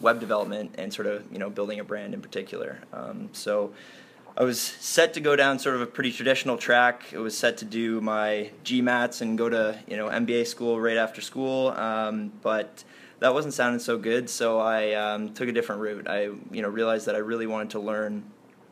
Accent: Toronto, Ontario, Canada; I was born and raised in Toronto, grew up in the heart of Toronto

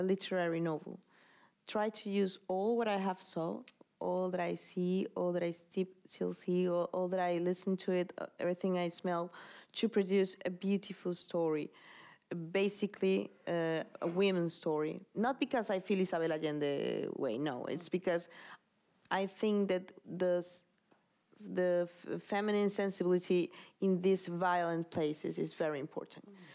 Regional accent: Caracas, Capital District, Venezuela; English is a second language; moved away as an adult; now in Madrid, Spain; I was born in Caracas

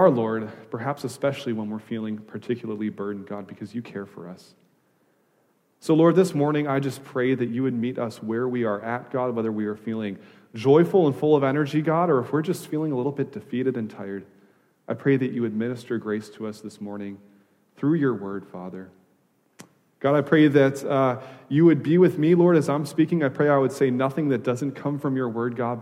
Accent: Wisconsin, United States; moved away as an adult; also born or lived in Louisville, Kentucky; now in California, United States; I grew up in Wisconsin

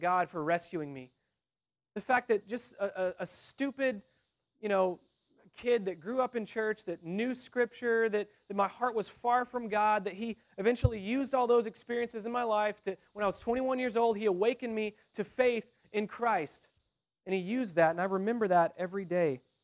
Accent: Texas, United States; I'm from Texas

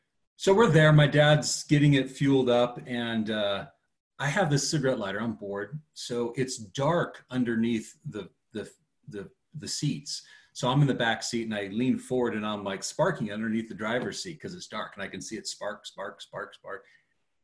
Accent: Seattle, Washington, United States; we're from the Seattle area.

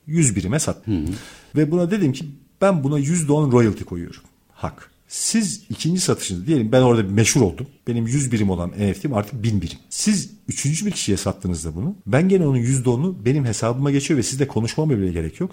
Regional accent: Turkey; ben Türk'üm

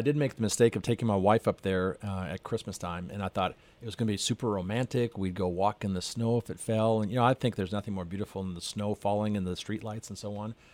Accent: north of Edmonton, Alberta, Canada; moved away as an adult; also born or lived in Calgary, Alberta; now in San Marcos, United States; I grew up north of Edmonton

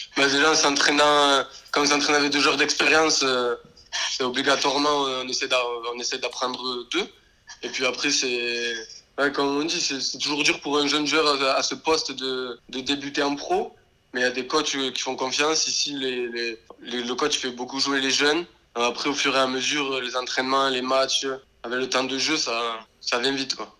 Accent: Béziers, Occitania, France; moved away as an adult; also born or lived in Lignan-sur-Orb; now in England; Je viens de Béziers, j'ai commencé dans le club à côté de Béziers, un petit village qui s'appelle Lignan, jusqu'à à peu près mes 11 ans

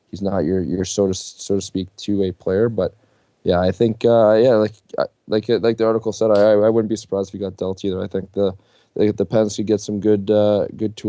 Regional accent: Toronto, Ontario, Canada; I'm from Toronto

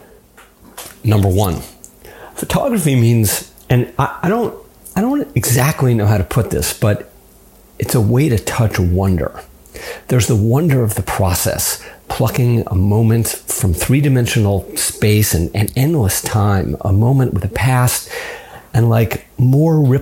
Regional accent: Los Angeles, California, United States; I grew up in Los Angeles

